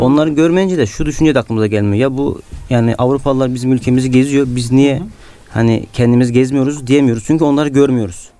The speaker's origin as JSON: {"language": "Turkish", "town": "Bodrum", "region": "Muğla", "country": "Turkey", "tie": "born or raised there", "moved": "as an adult", "lives_now": "Istanbul, Turkey", "said": "ben Muğla'lıyım. E, oranın bir köyündeyim. Hı hı. E, peki Muğla dışına çıkma imkanım olmadı."}